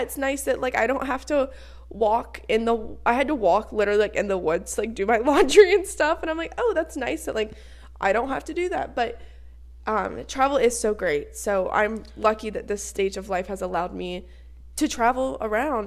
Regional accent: United States; I am a girl from the States

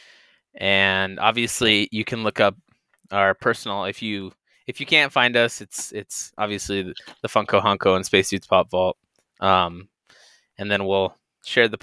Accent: Colorado, United States; I'm from Colorado.

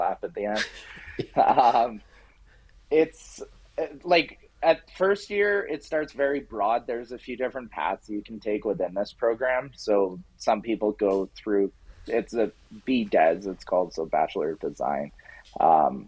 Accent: Canmore, Alberta, Canada; now in Edmonton, Canada; I grew up in Canmore, Alberta

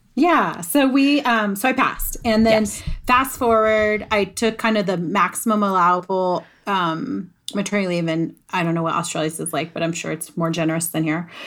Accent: Colorado, United States; I'm a Colorado girl. I'm a Colorado native

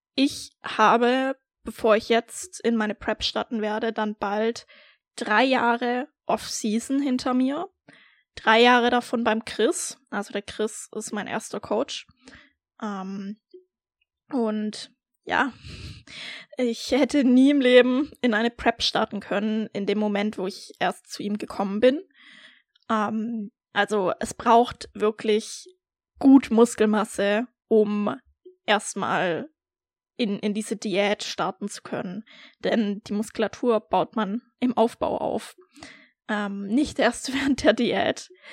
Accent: Baden-Württemberg, Germany; moved away as an adult; also born or lived in Berlin; ich komme ursprünglich aus Deutschland, aus Baden-Württemberg

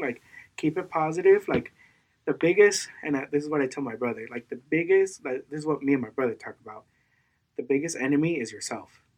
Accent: Mexico; I was born in Mexico

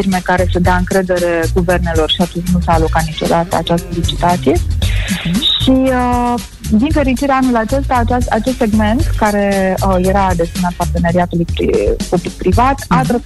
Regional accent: Moldavia, Romania; Dar pe care deocamdată noi moldovenii o plătim

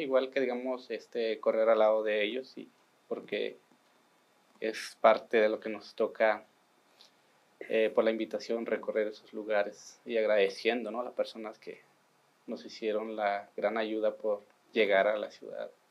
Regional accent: Sierra Tarahumara, Chihuahua, Mexico; yo vengo del estado de Chihuahua, que digamos de la Sierra Tarahumara

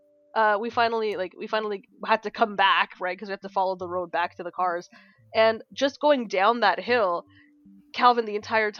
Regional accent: Canada; as a Canadian

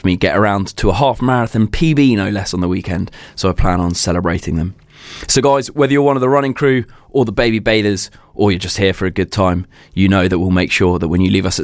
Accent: Brighton, South East England, United Kingdom; my hometown of Brighton

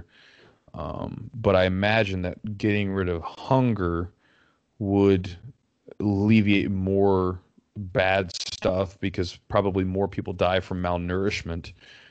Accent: United States; as an American

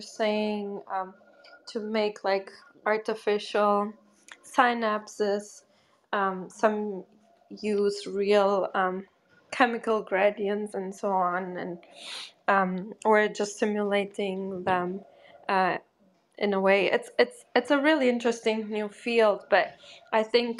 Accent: Germany; also born or lived in Portugal; I'm from Portugal, but I grew up in Germany

